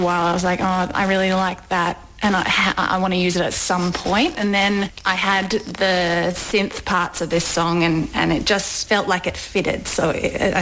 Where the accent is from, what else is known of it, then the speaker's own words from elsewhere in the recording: Melbourne, Victoria, Australia; also born or lived in Ballarat; I grew up in Melbourne